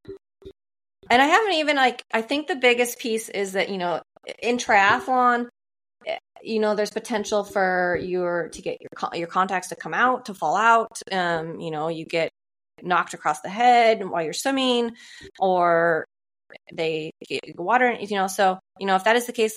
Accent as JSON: {"language": "English", "area": "Columbia River", "region": "Pacific Northwest", "country": "United States", "tie": "born or raised there", "said": "I grew up swimming in the Columbia River"}